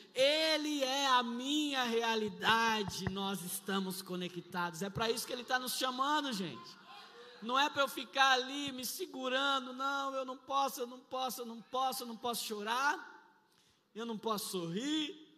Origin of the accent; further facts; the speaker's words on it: São Paulo, Brazil; somos lá de São Paulo, lá nós servimos ao Senhor